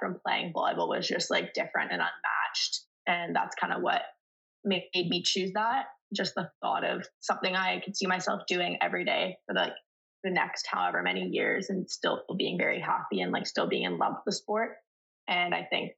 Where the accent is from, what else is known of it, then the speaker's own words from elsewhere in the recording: Burlington, Ontario, Canada; I'm from Burlington